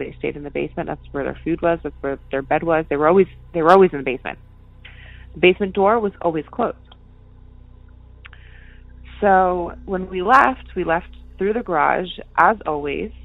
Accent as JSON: {"language": "English", "region": "Connecticut", "country": "United States", "tie": "born or raised there", "said": "I grew up in Connecticut, and I lived in three different houses in Connecticut"}